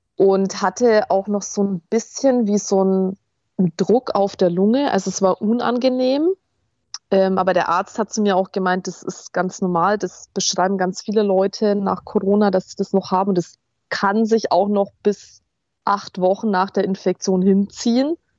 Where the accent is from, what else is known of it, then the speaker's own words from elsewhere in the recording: Fürth, Bavaria, Germany; moved away; meine alten Heimat in Fürth